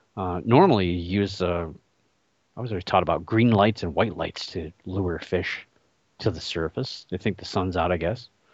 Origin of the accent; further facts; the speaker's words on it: Cleveland, Ohio, United States; my hometown team, the Cleveland Cavaliers